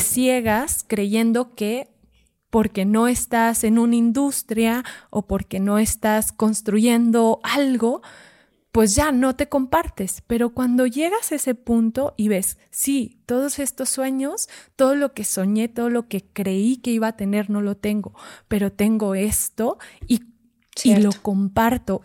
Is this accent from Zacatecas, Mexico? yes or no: yes; Fresnillo, Zacatecas, Mexico; yo soy de Zacatecas, en Fresnillo, Zacatecas